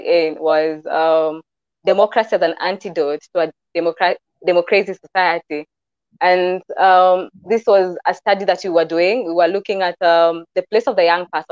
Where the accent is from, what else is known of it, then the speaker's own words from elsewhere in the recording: Kikuyu, Central Kenya, Kenya; I'm from the Kikuyu culture